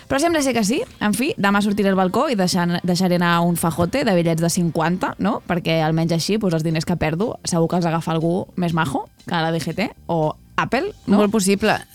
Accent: Vilassar de Dalt, Catalonia, Spain; del meu poble, de Vilassar de Dalt

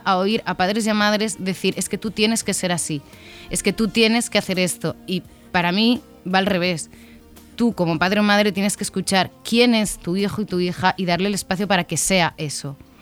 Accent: Valencian Community, Spain; somos valencianas

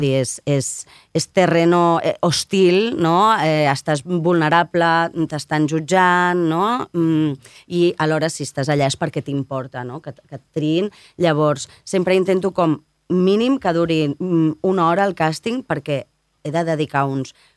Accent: Barcelona, Catalonia, Spain; sóc una nena de Sant Gervasi

